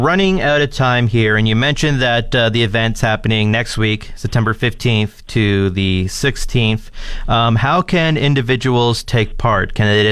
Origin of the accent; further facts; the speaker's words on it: London, Ontario, Canada; moved away as an adult; now in Fort McMurray, Canada; When I moved out here from London, Ontario